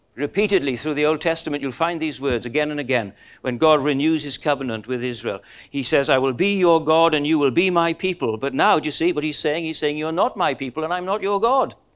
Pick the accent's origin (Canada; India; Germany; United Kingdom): United Kingdom; Welsh, Wales; we're Welsh